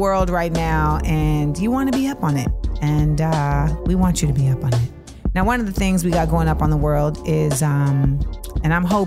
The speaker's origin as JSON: {"language": "English", "region": "California", "country": "United States", "tie": "born or raised there", "moved": "yes", "said": "I'm from California. I was born here. I lived here for a large part of my life. I moved back here"}